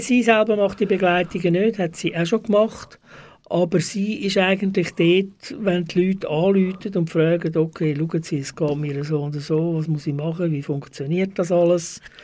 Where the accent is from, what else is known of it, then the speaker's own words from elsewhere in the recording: Zurich, Switzerland; moved away as an adult; also born or lived in Stäfa / Wettingen; now in Baden, Switzerland; Ich komme aus Zürich ursprünglich. Ich bin erst in Zürich aufgewachsen, und zwar am Kreuzplatz